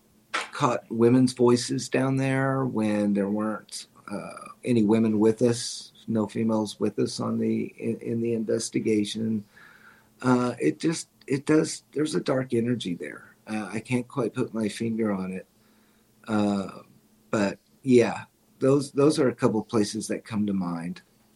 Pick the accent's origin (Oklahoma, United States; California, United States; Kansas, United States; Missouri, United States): Missouri, United States; I'm from Missouri. Show me, you know, show me, prove it to me that you're here.